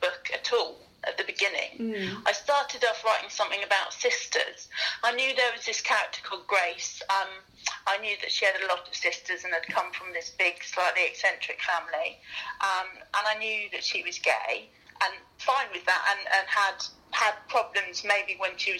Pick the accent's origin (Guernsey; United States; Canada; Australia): Guernsey; moved away; also born or lived in north of England; I come from Guernsey originally, so I wasn't used to the variety of English accents